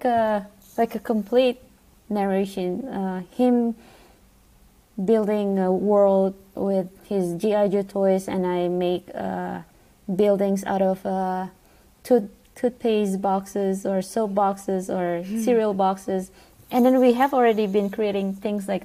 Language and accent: English; Jakarta, Indonesia; now in United States; I was born in Jakarta, Indonesia, and growing up with my brother